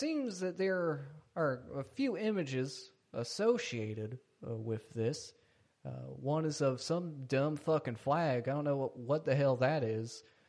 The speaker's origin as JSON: {"language": "English", "town": "Boston", "region": "Massachusetts", "country": "United States", "said": "But keep, I'm from Boston."}